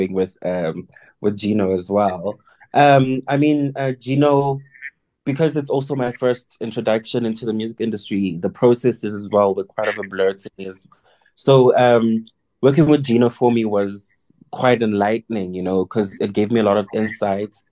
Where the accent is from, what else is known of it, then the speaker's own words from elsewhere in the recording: KwaZulu-Natal, South Africa; now in Johannesburg, South Africa; born and bred in KZN, but I am currently based in Johannesburg